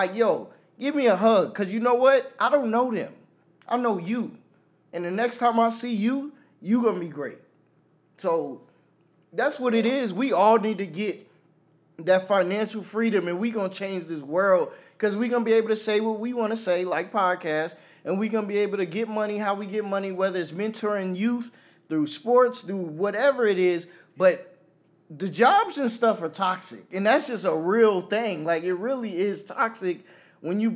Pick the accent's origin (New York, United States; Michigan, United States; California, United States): New York, United States; I'm a New Yorker